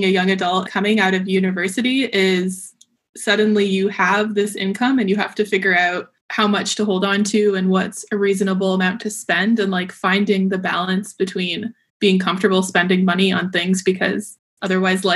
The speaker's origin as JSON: {"language": "English", "town": "Brampton", "region": "Ontario", "country": "Canada", "tie": "born or raised there", "also_born_or_lived": "Waterloo, Canada", "moved": "as an adult", "lives_now": "San Diego, United States", "said": "I was born and grew up in Brampton, so very familiar with the GTA area"}